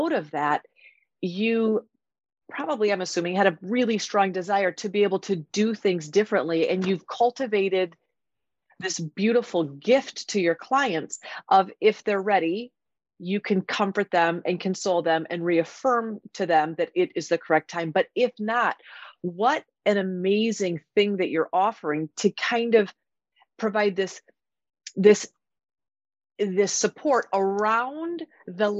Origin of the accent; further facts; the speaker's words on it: Iowa, United States; I grew up in Iowa as well, went to Iowa State